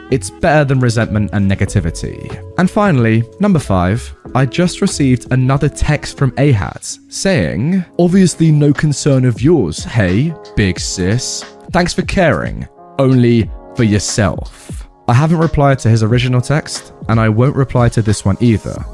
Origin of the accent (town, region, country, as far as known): Australia